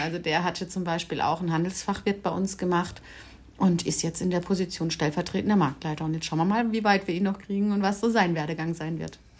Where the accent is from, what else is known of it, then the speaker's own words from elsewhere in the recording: Mannheim, Baden-Württemberg, Germany; moved away as an adult; also born or lived in Stuttgart; now in Herrenberg, Germany; komme ursprünglich aus Mannheim, echte Mannheimer Schlappgosch.